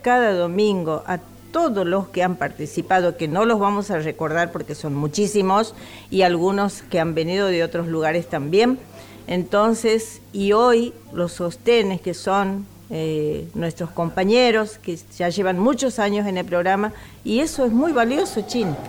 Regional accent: Santiago del Estero, Argentina; desde que nuestros santiagueños se han ido a Buenos Aires no han olvidado su lengua

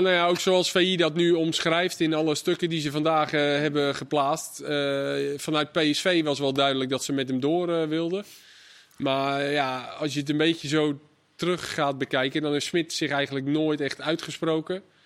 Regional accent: Netherlands

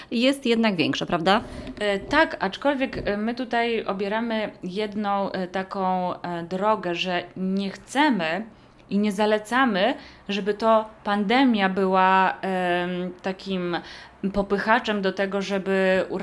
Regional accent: Poland; also born or lived in Łomianki; Poród domowy w naszym kraju jest y, całkowicie legalną formą no, porodu tak naprawdę

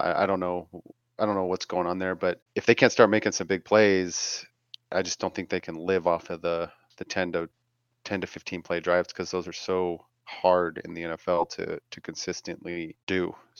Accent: San Diego, California, United States; I'm from San Diego.

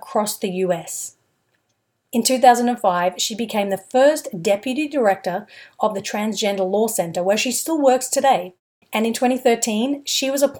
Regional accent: Brisbane, Queensland, Australia; I'm from Australia too. I grew up in Brisbane.

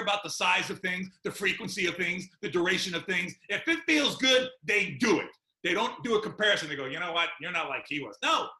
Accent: New York, United States; I was born and raised in New York

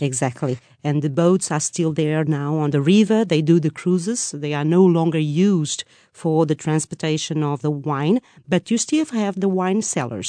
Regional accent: Lisbon, Portugal; I'm from Lisbon

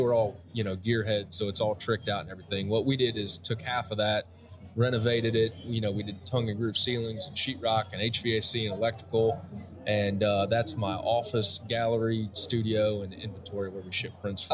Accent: Midwest, United States; I grew up in the Midwest.

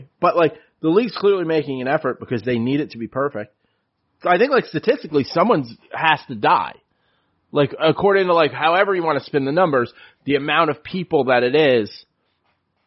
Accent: New York City, New York, United States; I grew up in the Bronx on City Island

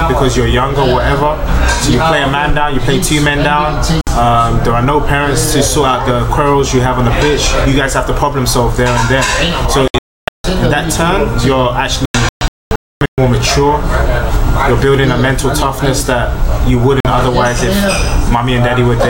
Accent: London, United Kingdom; I grew up in London

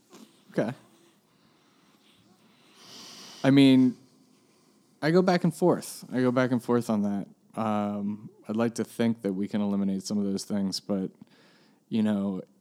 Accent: Washington, District of Columbia, United States; I'm from Washington, D.C.

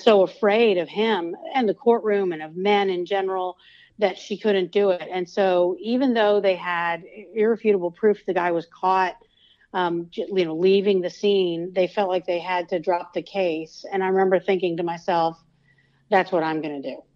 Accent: Georgia, United States; I'm from Georgia, and I was at the University of Georgia at the time

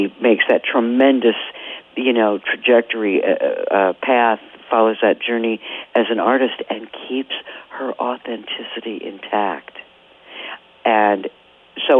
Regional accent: Columbus, Ohio, United States; moved away; I left Columbus when I was very young

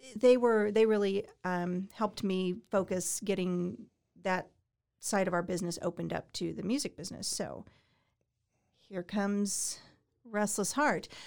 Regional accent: Indiana, United States; also born or lived in Colorado / Arizona / Nashville; now in Texas, United States; Born in Colorado, raised in Indiana

